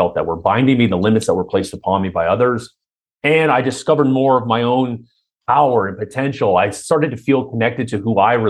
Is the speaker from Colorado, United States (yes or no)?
no; Anaheim, California, United States; also born or lived in Irvine / Huntington Beach / Costa Mesa; Southern California. So yeah, Orange County originally.